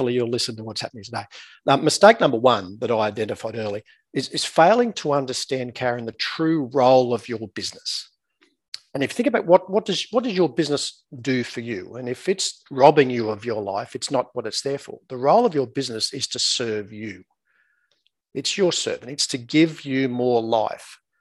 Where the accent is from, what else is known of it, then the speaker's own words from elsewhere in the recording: small town 7 hours northwest of Sydney, New South Wales, Australia; accent: Australian; moved away as an adult; now in Newcastle, Australia; I'm obviously Australian by my accent. I live in beautiful Newcastle, about an hour north of Sydney. But I grew up in a small town about 7 hours northwest of Sydney in the middle of the outback